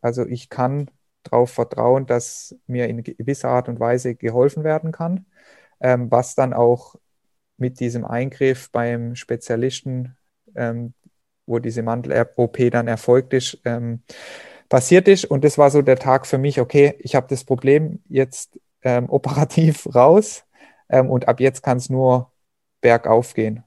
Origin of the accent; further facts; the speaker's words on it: Hochschwarzwald, Baden-Württemberg, Germany; meine Heimat, den Hochschwarzwald